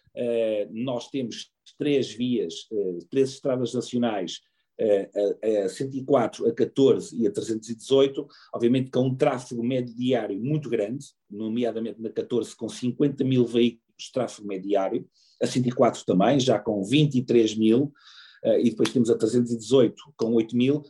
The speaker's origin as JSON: {"language": "Portuguese", "country": "Portugal", "said": "eu, enquanto português"}